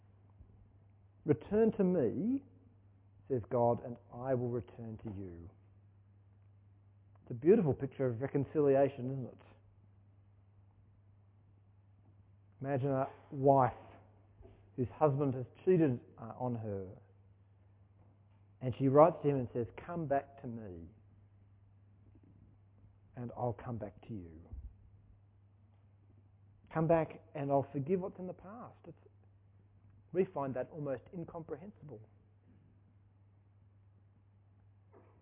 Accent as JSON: {"language": "English", "town": "Sydney", "region": "New South Wales", "country": "Australia", "tie": "born or raised there", "also_born_or_lived": "Ulverstone, Tasmania", "moved": "as an adult", "lives_now": "Launceston, Australia", "said": "I grew up in Sydney"}